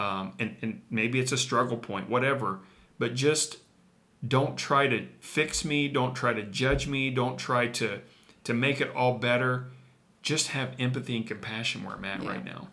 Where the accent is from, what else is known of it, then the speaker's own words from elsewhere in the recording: Midwest, United States; we're from the Midwest